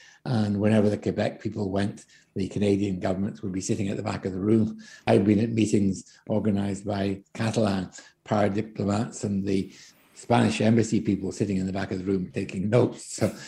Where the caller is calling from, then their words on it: Scotland, United Kingdom; In the case of Scotland, for example, I'm speaking here from Scotland